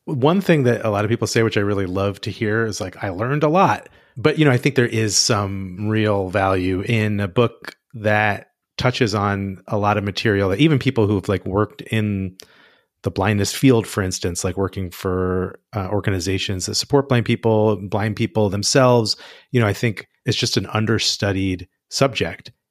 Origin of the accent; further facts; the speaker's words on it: United States; as an American